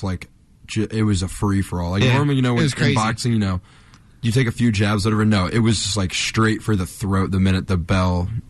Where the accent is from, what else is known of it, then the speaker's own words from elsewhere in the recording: southern Ohio, United States; I'm also not from the Northeast Ohio area. Sure. I am from the southern region of Ohio.